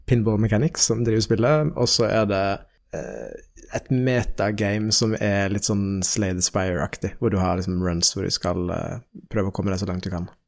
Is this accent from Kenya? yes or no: yes; Nairobi, Kenya; born there; jeg er født i Nairobi mm. i Kenya.